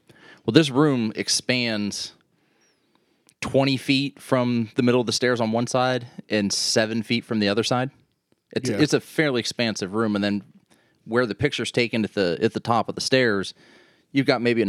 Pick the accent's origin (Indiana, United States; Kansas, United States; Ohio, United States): Ohio, United States; East Liverpool; in East Liverpool, and that's Gilson Avenue. So I grew up on Gilson Avenue. It's an old Cape Cod